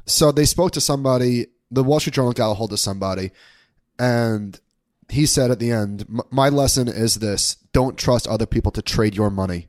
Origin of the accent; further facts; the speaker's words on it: Long Island, New York, United States; now in Brooklyn, United States; we're in the process of, of looking for a house in my hometown on Long Island.